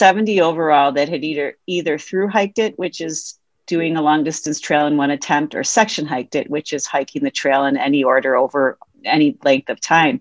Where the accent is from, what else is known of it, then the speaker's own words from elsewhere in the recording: Wisconsin, United States; in Wisconsin, my home state